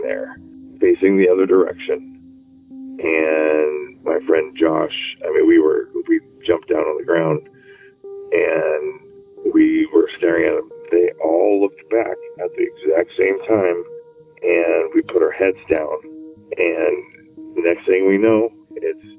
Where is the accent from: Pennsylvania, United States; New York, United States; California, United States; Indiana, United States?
California, United States; Lafayette; I am from the Bay Area, actually Lafayette, California